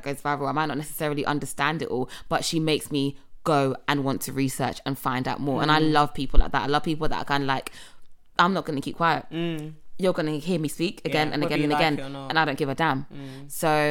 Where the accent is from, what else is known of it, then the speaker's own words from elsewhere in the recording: England, United Kingdom; I'm from England. I'm from the UK.